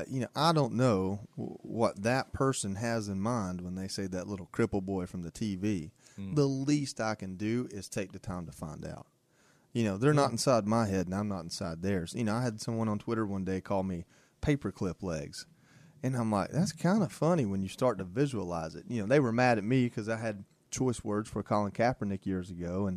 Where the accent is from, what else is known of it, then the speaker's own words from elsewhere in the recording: Dalton, Georgia, United States; moved away; I went to my hometown, which I love my hometown. I talk about Dalton, Georgia all the time